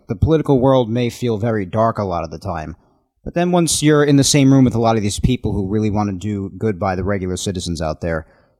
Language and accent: English; Nassau County, New York, United States; I'm from Nassau